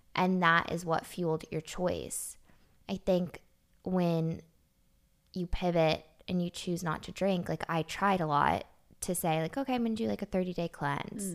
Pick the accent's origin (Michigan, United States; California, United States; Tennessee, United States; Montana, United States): Tennessee, United States; Nashville; also born or lived in Los Angeles; I was born in Los Angeles, but I was raised here in Nashville